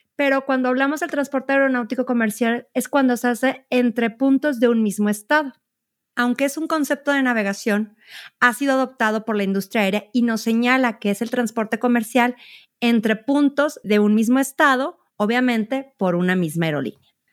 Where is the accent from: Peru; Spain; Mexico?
Mexico; nuestro país